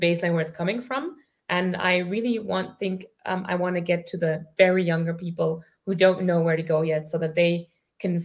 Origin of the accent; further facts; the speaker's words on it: Germany; also born or lived in Ireland; I grew up in Germany